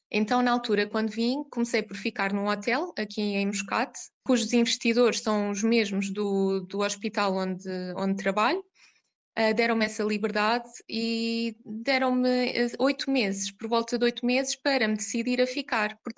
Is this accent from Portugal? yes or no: yes; Coimbra, Centro, Portugal; now in Oman; Como disse, eu sou de Coimbra